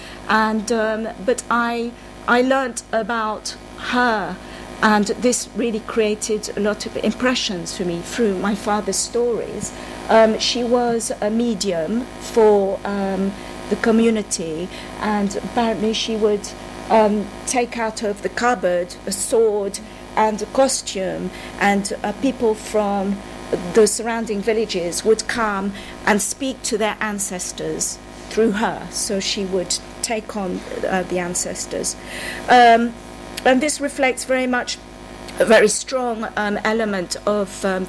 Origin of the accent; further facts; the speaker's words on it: London, United Kingdom; I grew up in London. I was born in London, Earl's Court.